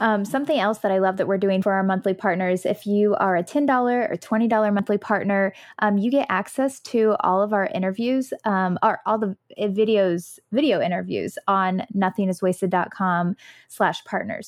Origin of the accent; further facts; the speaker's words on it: United States; growing up in the United States of America